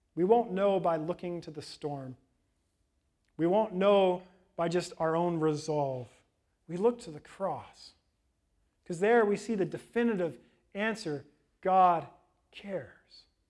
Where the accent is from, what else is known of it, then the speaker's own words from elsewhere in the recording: West Coast, United States; moved away as an adult; also born or lived in Florida; I grew up on the West Coast.